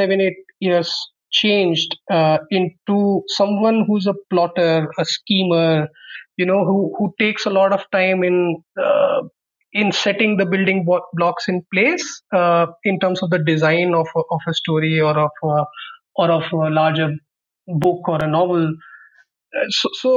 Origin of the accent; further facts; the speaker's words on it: Muzaffarnagar, Uttar Pradesh, India; moved away as an adult; also born or lived in Ahmedabad; while I was growing up in Muzaffarnagar